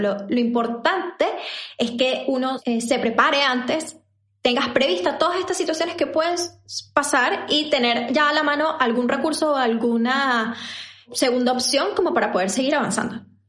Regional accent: Venezuela; moved away as an adult; now in Chile; yo también soy venezolana

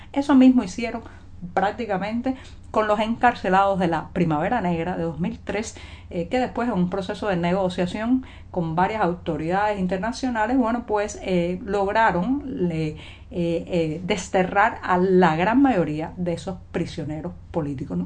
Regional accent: Cuba; cubana, periodista, ciudadana

